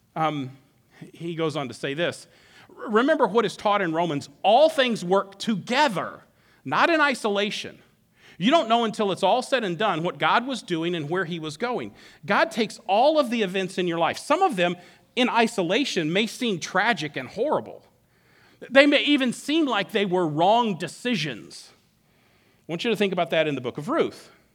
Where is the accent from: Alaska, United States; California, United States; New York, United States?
Alaska, United States; moved away as an adult; I grew up in Alaska, been here for twenty-three years, but grew up in Alaska. I moved there when I was eight and didn't move until I was about thirty.